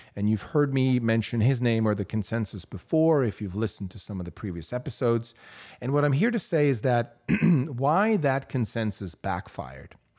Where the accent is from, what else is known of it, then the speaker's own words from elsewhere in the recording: Switzerland; moved away as an adult; I grew up in Europe. I grew up in Switzerland, where at eighteen, I got to take my driver's license test